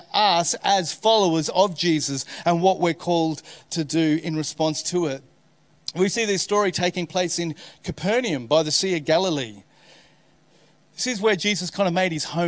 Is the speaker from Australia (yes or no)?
yes; Australia; being an Aussie